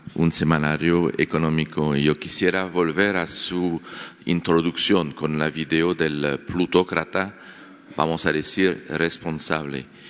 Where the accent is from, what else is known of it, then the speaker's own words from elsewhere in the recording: France; Spanish is a second language; moved away; Yo soy periodista francés